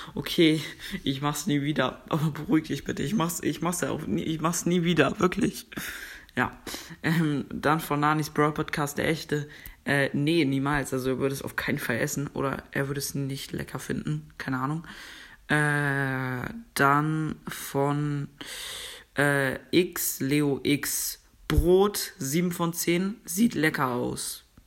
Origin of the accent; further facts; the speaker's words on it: Germany; Ich komme aus Deutschland